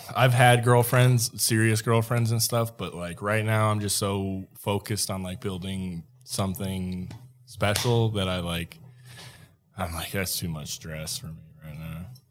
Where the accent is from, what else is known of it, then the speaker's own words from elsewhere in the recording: Minnesota, United States; now in Colorado, United States; I grew up in Minnesota